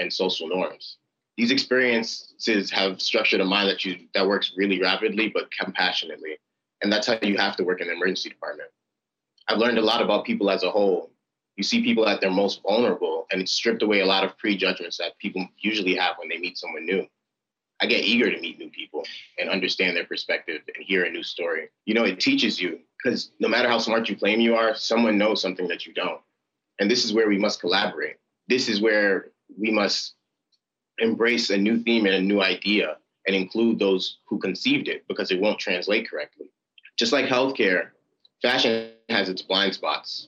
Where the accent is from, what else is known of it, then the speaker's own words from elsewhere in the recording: New York City, New York, United States; As a second of five children born from Nigerian immigrants, I grew up in Clinton Hill, Brooklyn